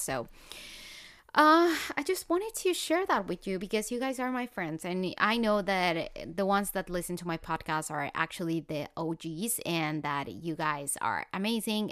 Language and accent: English; Colombia; moved away; I'm from Colombia.